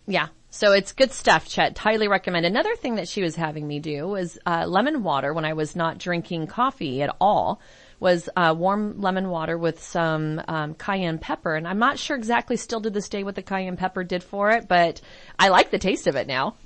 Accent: San Francisco, California, United States; I'm from San Francisco

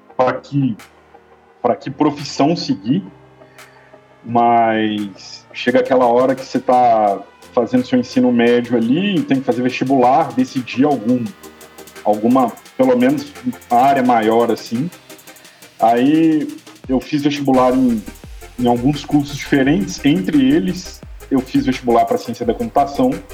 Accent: interior of Minas Gerais, Brazil; now in Belo Horizonte, Brazil; apesar de morar em Belo Horizonte, eu sou do interior de Minas

